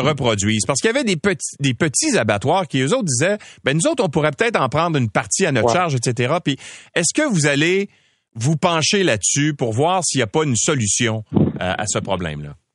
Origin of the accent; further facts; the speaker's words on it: Quebec, Canada; chez nous au Québec